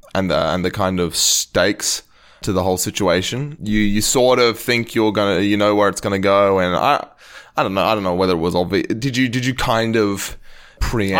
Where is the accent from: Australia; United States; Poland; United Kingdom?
Australia; as an Australian